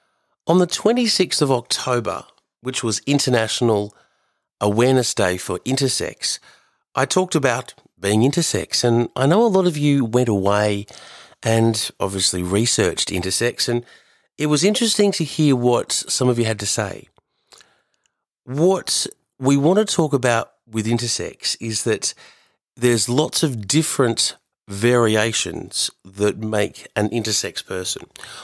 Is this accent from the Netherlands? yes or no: no; Australia; growing up in Australia in the 80s as a Fijian Indian boy